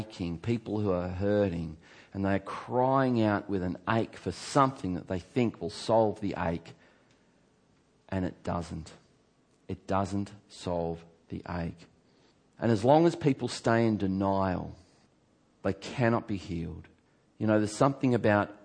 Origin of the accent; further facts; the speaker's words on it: Geelong, Victoria, Australia; my church that I grew up in Geelong